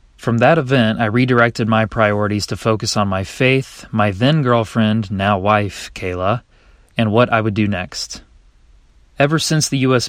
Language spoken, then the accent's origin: English; Kernersville, North Carolina, United States; also born or lived in Apex, North Carolina; I grew up in Kernersville, North Carolina